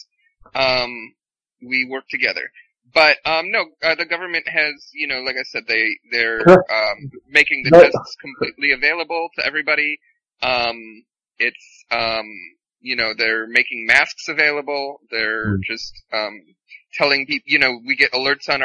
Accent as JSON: {"language": "English", "country": "United States", "moved": "yes", "lives_now": "South Korea", "said": "I have this unique perspective as an American"}